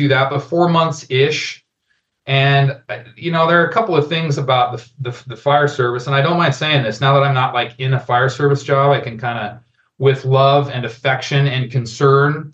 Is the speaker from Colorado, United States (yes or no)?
yes; Denver, Colorado, United States; moved away as an adult; also born or lived in Albuquerque, New Mexico; I grew up in Denver, Colorado, go Broncos. And I lived most of my adult life in Albuquerque, New Mexico